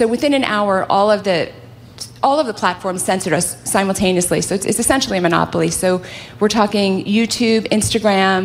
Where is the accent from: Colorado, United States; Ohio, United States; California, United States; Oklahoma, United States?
California, United States; I hail from California